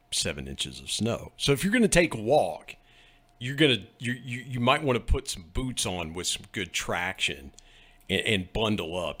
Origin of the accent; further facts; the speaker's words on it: West Virginia, United States; accent: West Virginia; my West Virginia accent